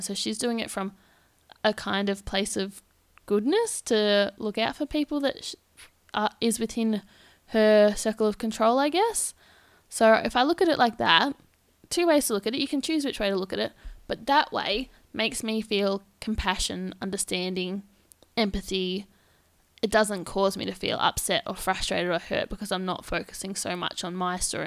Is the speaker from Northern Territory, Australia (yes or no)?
no; Victoria, Australia; moved away as an adult; now in Perth, Australia; I am from Victoria, and I've just made the move across to Perth